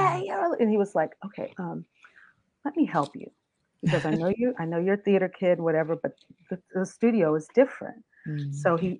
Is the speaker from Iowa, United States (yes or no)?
no; Riverside, California, United States; also born or lived in New Orleans, Louisiana; I grew up in New Orleans and in Riverside, California. I went to school there and then graduated from high school